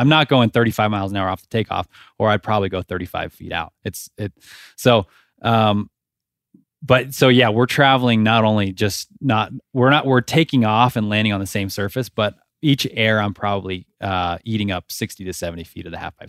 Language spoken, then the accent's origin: English; Nevada, United States; I grew up in Nevada